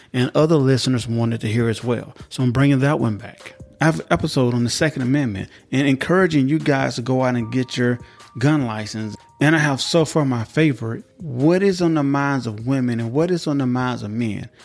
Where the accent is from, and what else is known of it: United States